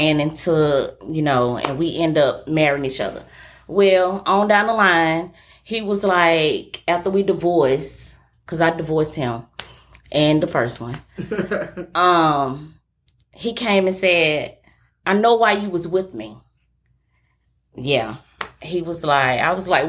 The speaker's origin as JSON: {"language": "English", "town": "Atlanta", "region": "Georgia", "country": "United States", "also_born_or_lived": "College Park, Georgia", "said": "I'm from the city. I'm from Ben Hill. I'm from the Swats"}